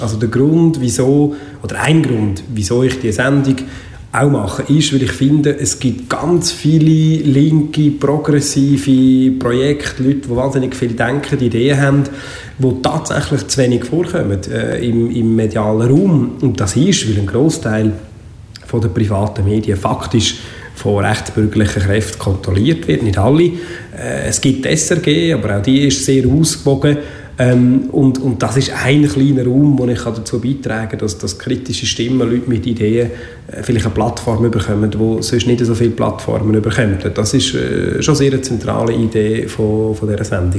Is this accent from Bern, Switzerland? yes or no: no; Baden, Aargau, Switzerland; moved away as an adult; also born or lived in Freiamt; als jemand, der im Freiamt und in Baden aufgewachsen ist